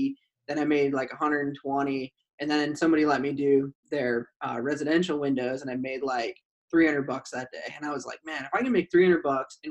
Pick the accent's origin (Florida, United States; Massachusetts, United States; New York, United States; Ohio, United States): Ohio, United States; Cleveland; moved away as an adult; also born or lived in Pittsburgh; So I'm from Cleveland, Ohio. Originally